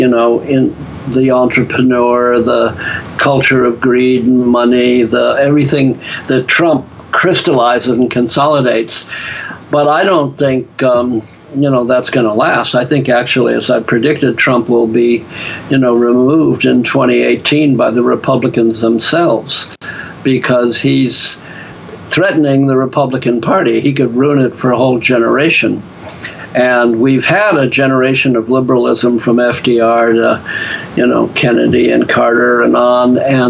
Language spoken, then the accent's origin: English; Ireland; I found, just because I'm an Irishman with the gift of gab, that I could turn being an intellectual into what I call a stand-up intellectual.